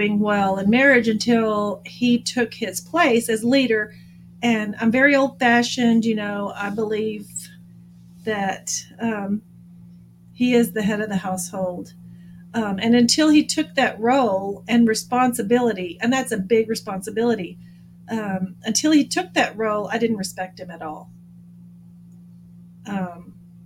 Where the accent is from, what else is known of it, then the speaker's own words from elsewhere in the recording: Abilene, Texas, United States; now in San Antonio, United States; I'm from Abilene, Texas, originally. I've actually lived in the San Antonio area longer than I lived in Abilene.